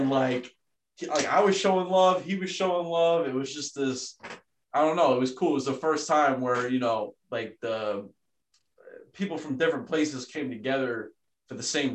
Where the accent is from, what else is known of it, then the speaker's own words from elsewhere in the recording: New Haven County, Connecticut, United States; also born or lived in South Florida; growing up more so here in like Connecticut and like New Haven County